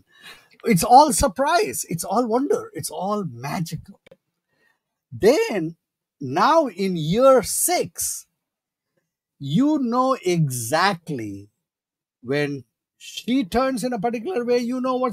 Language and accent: English; India; moved away; growing up in India